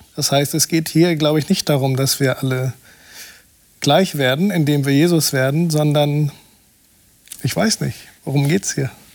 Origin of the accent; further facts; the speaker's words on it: Brazil; moved away; in meinem Heimatland Brasilien